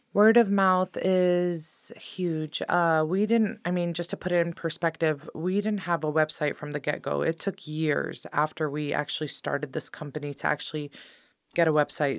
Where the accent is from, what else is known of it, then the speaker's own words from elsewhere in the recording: Sonoma County, California, United States; I grew up in Sonoma County my entire life